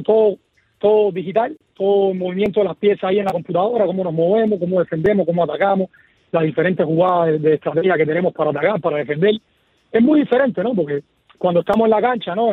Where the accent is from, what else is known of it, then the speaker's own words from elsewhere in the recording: Cuba; also born or lived in Michigan, United States; now in Miami, United States; me veían jugar a mí como cuando era pequeño en Cuba